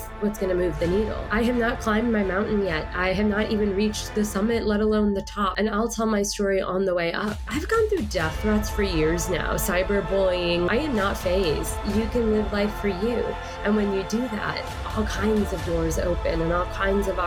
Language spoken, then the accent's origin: English; Houston, Texas, United States; accent: Texas drawl; also born or lived in London / Dubai; I was born in London and grew up in Dubai as a child, and then I moved to the States when I was about 8. I've lived in Houston, Texas, mainly since then. So I've got a little bit of the Texas draw, a little bit of y'all